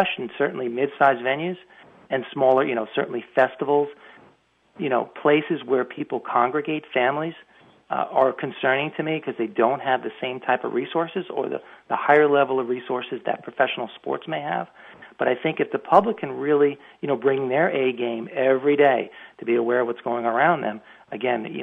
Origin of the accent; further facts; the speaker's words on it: Long Island, New York, United States; moved away; I'm from Long Island originally